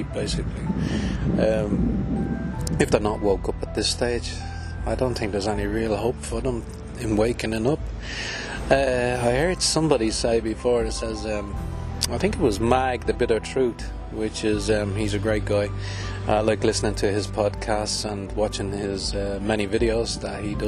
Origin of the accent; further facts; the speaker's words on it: Ireland; I'm from Ireland